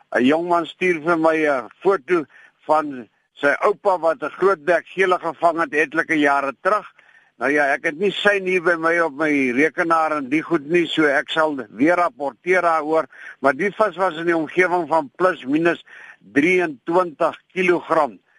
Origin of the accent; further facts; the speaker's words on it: Klein Brak River, Western Cape, South Africa; waar ek groot geword het in Kleinbrak rivier se omgewing